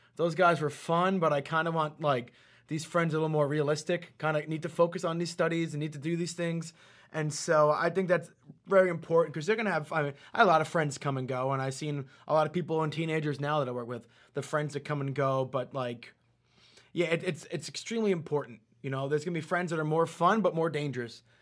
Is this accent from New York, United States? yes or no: yes; New York, United States; I was born in New York